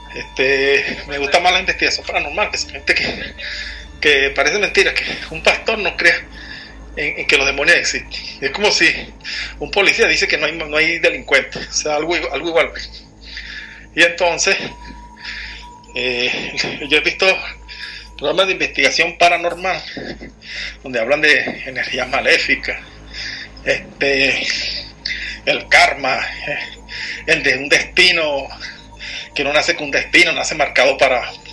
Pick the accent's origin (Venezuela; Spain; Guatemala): Venezuela; aquí soy de Venezuela.